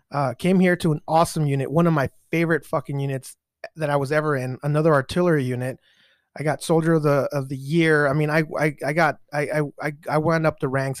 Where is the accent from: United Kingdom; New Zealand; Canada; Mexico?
Mexico; now in United States; I was born in Mexico myself